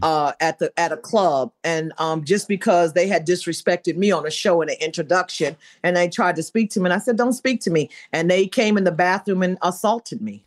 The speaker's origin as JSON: {"language": "English", "town": "Benton Harbor", "region": "Michigan", "country": "United States", "said": "I'm from Benton Harbor"}